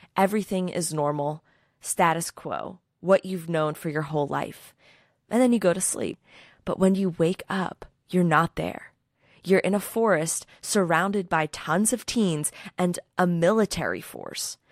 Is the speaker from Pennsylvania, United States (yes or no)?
yes; Philadelphia, Pennsylvania, United States; I'm from Philadelphia